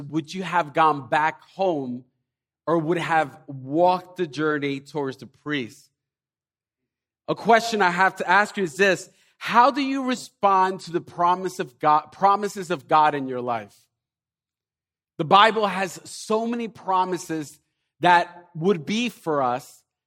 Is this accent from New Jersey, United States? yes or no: yes; Elizabeth, New Jersey, United States; we're from New Jersey, from, most of us probably from Elizabeth